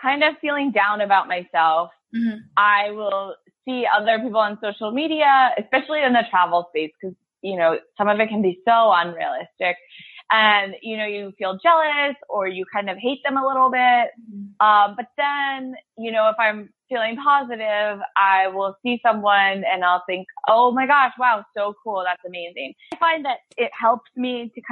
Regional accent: Southampton, New York, United States; moved away as an adult; also born or lived in Italy / Dominican Republic; now in Beirut, Lebanon; 2 years of reporting that I did in my hometown, Southampton, New York

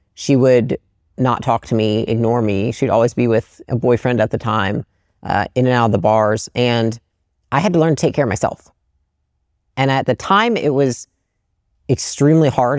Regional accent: Portage, Michigan, United States; moved away; I grew up in Portage, Michigan, um, which is like a small Midwestern

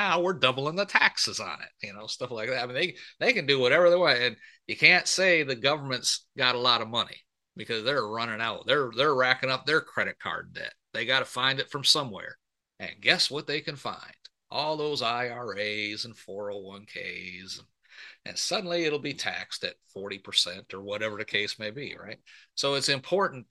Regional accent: Michigan, United States; I was born and raised up in Michigan

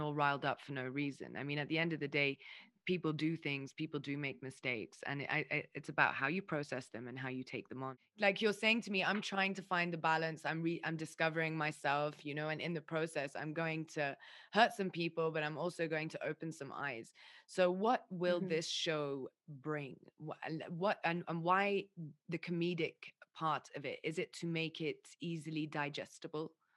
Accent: Lebanon; also born or lived in United Kingdom; I'm half mm. Lebanese, I'm half English

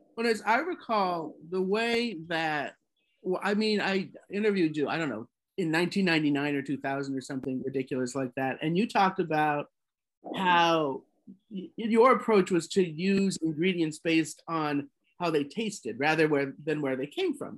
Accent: Colorado, United States; I grew up in Colorado

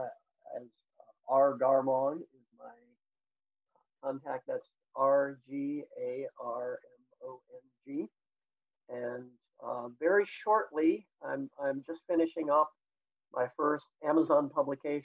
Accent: United States; moved away as an adult; now in China; an American living overseas

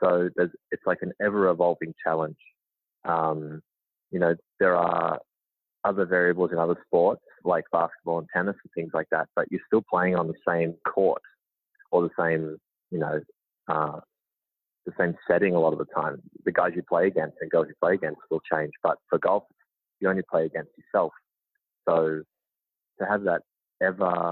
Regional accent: Melbourne, Victoria, Australia; moved away as an adult; also born or lived in Georgia, United States; now in United States; I'm born and raised in Melbourne, Australia

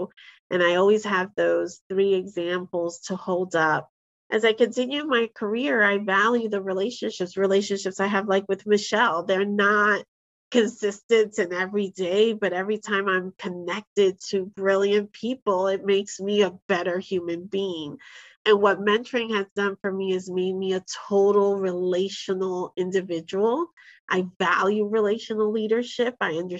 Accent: Bronx, New York, United States; You know, I grew up in the Army brat. When my parents divorced, I ended up in the heart of the South Bronx.

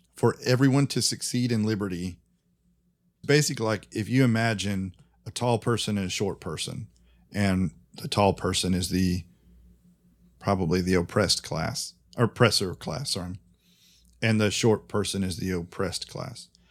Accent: United States; I'm American

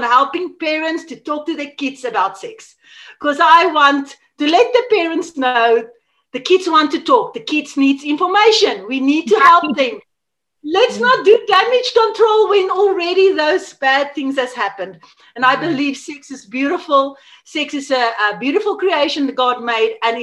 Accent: South Africa; first language Afrikaans; English is a second language; I'm from South Africa. And yeah, I grew up here, I live here

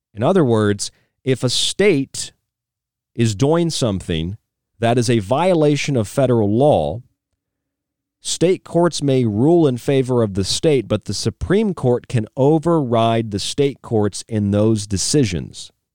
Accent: Florida, United States; now in Arizona, United States; I'm from Florida, I'm a Florida man

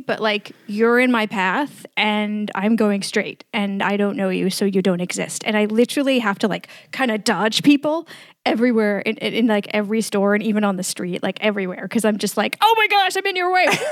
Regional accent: New York City, New York, United States; moved away as an adult; now in Bucharest, Romania; I grew up in New York City

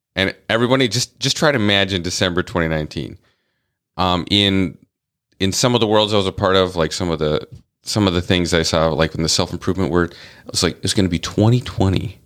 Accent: North Dakota, United States; I grew up in the Midwest. I was born in the Midwest. Um, I was born in North Dakota

